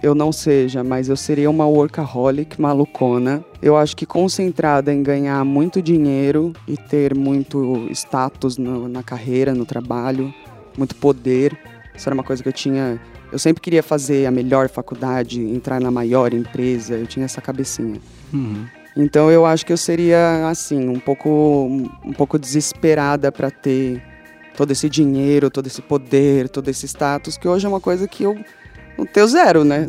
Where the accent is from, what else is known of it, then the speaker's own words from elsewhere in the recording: São Paulo, Brazil; also born or lived in London; Eu falo mais alto mesmo, e foda-se que é Zona Leste